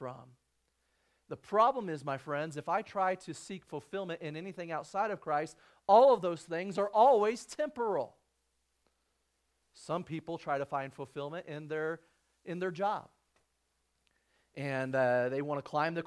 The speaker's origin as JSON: {"language": "English", "region": "Illinois", "country": "United States", "tie": "born or raised there", "moved": "yes", "lives_now": "Arizona, United States", "said": "I grew up in Illinois."}